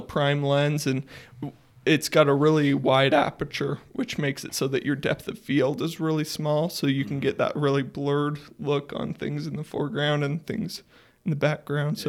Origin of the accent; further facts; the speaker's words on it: Sugar City, Idaho, United States; I was born in Sugar City. Uh, it's a tiny town in Idaho, about a thousand people